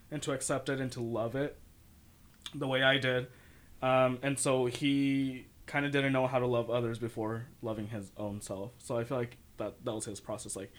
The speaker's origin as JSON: {"language": "English", "town": "San Jose", "region": "California", "country": "United States", "said": "I come from San Jose, the city"}